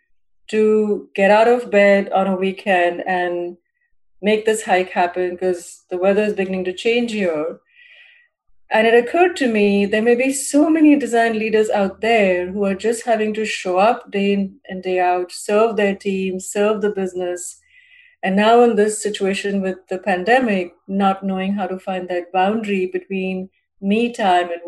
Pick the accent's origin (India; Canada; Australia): India; moved away as an adult; also born or lived in San Francisco; now in United States; growing up in India with the Queen's English and then the American English here